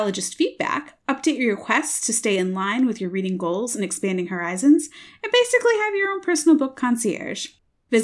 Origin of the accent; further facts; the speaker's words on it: Midwest, United States; I'm from the Midwest